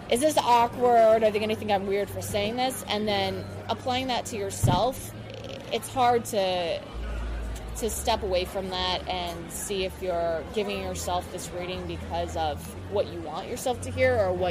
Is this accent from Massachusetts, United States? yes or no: no; Pennsylvania, United States; born or raised there; now in New York, United States